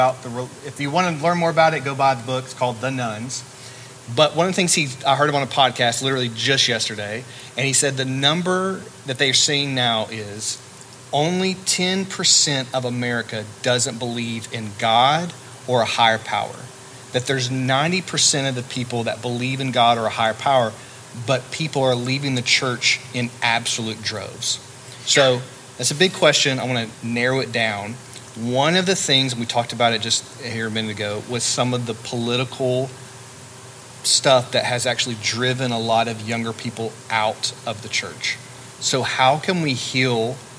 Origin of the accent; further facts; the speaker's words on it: Birmingham, Alabama, United States; but I'm from Birmingham, and the number of people who are Democratic, vote Democrat, is a lot larger.